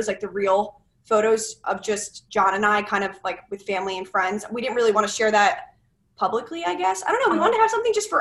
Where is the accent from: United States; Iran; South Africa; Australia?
United States; Medford, New Jersey; moved away as an adult; also born or lived in Maryland; now in Philadelphia, United States; I'm actually from South Jersey, Medford area, and I moved to Philadelphia about 3 years ago